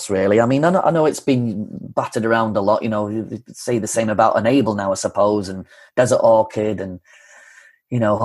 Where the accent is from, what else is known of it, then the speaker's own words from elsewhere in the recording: Yorkshire and the Humber, United Kingdom; growing up in North Yorkshire, you don't go to film school.